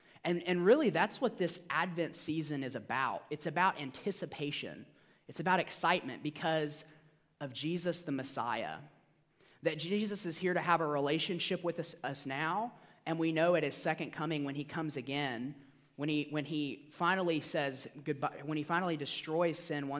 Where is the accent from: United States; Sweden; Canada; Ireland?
United States; Georgia; So I grew up in Georgia, so I consider myself kind of a Georgia boy at heart.